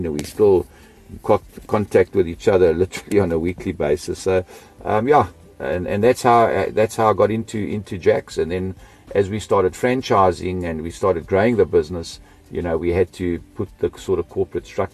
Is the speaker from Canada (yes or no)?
no; South Africa; also born or lived in Austria / Melbourne, Australia; we immigrated from Australia to South Africa in 1970. And I've been here ever since